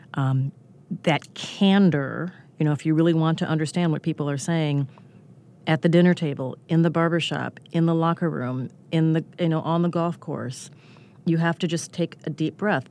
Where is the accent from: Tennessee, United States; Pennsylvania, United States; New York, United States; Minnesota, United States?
Minnesota, United States; I grew up in neighboring Minnesota